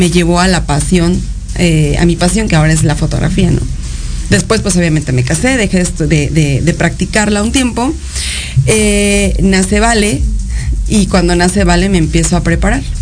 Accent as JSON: {"language": "Spanish", "region": "Mexico City", "country": "Mexico", "tie": "born there", "said": "Eh, bueno, pues nací en la Ciudad de México eh"}